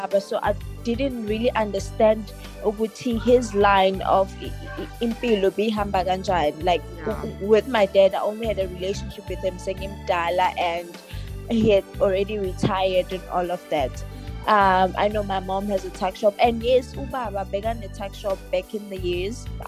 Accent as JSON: {"language": "English", "town": "Richards Bay", "region": "KwaZulu-Natal", "country": "South Africa", "said": "I am from Zululand, KwaZulu-Natal"}